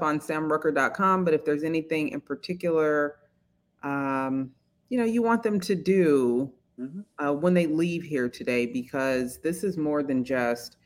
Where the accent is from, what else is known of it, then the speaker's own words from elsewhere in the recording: Bay Area, California, United States; I grew up in the Bay Area